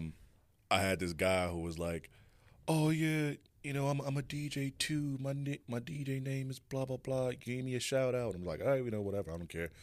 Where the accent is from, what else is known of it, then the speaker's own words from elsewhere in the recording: Chicago, Illinois, United States; moved away; also born or lived in Garden City, Kansas; I'm originally from Chicago, you know, born